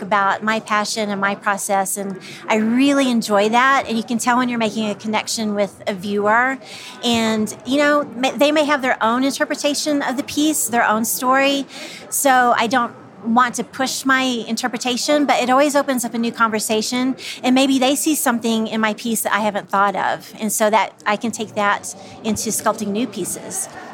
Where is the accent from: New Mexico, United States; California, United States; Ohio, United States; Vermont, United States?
New Mexico, United States; Santa Fe; I'm from Santa Fe